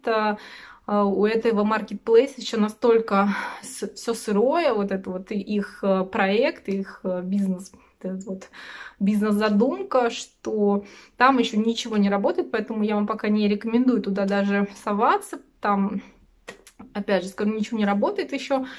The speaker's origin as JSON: {"language": "Russian", "country": "Russia", "said": "мы из России"}